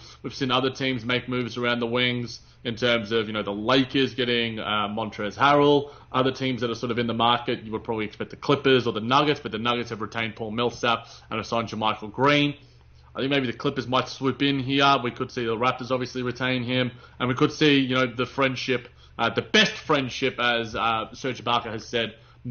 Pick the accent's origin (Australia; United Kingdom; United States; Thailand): Australia; accent: thick Australian; my thick Australian accent